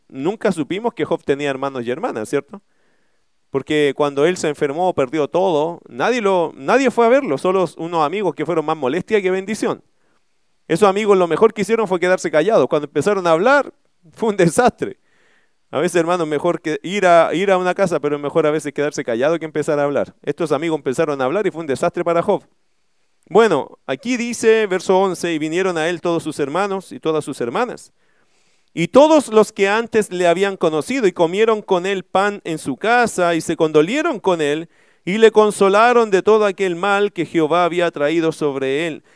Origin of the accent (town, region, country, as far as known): Chile